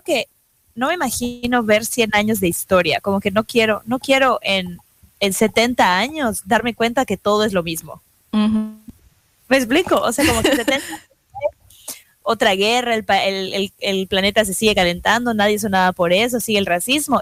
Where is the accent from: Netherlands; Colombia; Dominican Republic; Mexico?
Mexico; now in New York, United States; como mexicanos